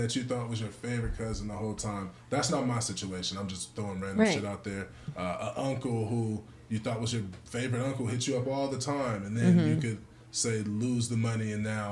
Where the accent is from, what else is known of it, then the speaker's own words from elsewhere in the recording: California, United States; I'm a Californian.